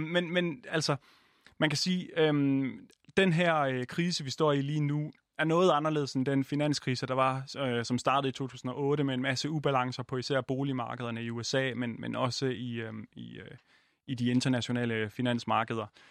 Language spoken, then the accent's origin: Danish; Jutland, Denmark; jeg er jo også jyde